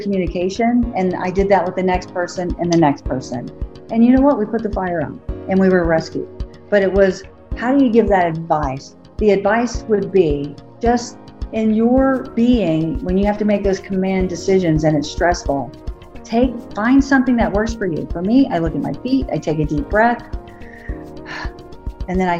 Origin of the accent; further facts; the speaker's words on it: Florida, United States; I grew up in Florida